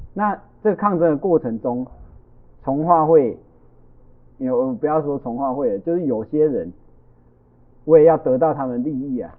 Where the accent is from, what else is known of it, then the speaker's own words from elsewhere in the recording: Taiwan; first language Taiwanese Hokkien; Chinese is a second language; 我们四位的母语都是台语啊